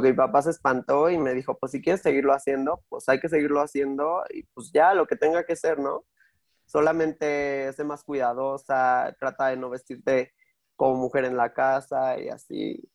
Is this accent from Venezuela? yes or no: no; Mexico City, Mexico; soy de Azcapotzalco